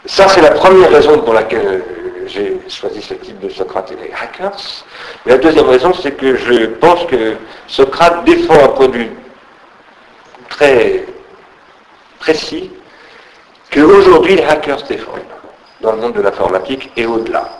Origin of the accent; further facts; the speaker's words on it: Sarcelles, Île-de-France, France; quand j'étais gamin, j'habitais à Sarcelles